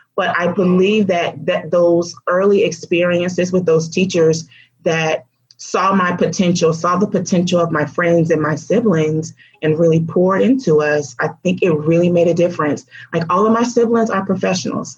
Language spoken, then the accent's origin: English; Florida, United States; also born or lived in Alabama / Georgia; we moved to Florida, and I've been in Florida ever since